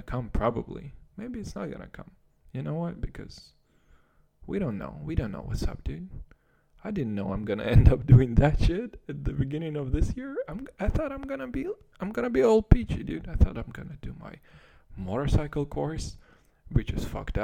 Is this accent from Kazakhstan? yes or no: yes; Kazakhstan; English is a second language; moved away; I was still growing up in Kazakhstan, which is probably the farthest thing you can imagine from America